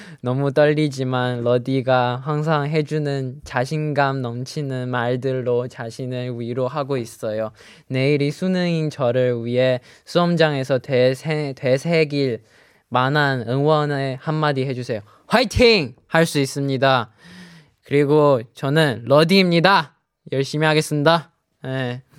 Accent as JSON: {"language": "Chinese", "region": "Shanghai", "country": "China", "tie": "born or raised there", "said": "我给大家隆重隆重隆重的公布一下，就是我的家乡上海。"}